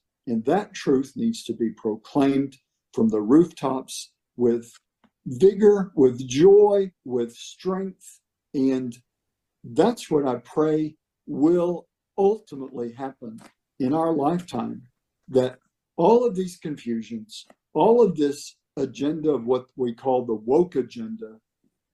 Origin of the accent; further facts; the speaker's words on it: Atlanta, Texas, United States; Here in East Texas, near a town called Texarkana. The little town was Atlanta, Texas.